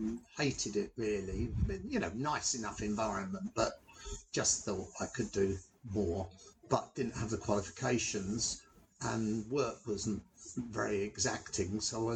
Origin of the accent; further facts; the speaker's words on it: London, United Kingdom; I was born and brought up in Hackney in North London